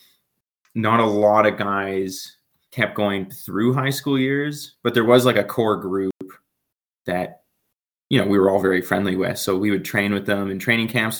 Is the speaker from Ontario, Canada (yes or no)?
no; Calgary, Alberta, Canada; growing up in Calgary, I happen to live close to the mountains